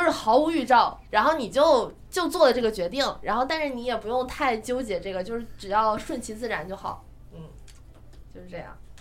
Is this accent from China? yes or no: yes; China; 我们中国人